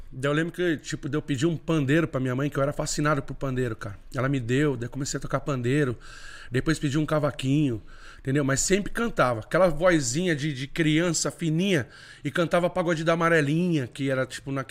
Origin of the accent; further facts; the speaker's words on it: Jundiapeba, São Paulo, Brazil; Nasci e me criei em Jundiapeba, sou de Jundiapeba mesmo, assim. Um salve pra galera de Jundiapeba